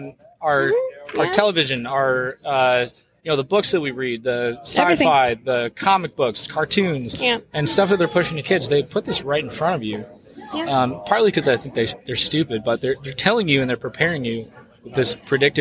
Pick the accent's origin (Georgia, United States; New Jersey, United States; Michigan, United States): Michigan, United States; now in Denver, United States; I'm from Michigan originally, but I live in Denver now